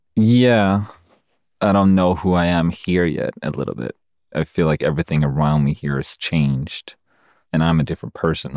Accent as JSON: {"language": "English", "country": "Sweden", "moved": "as an adult", "lives_now": "United States", "said": "I moved to America about fifteen years ago, and this is the first time when I'm in Sweden, my home country"}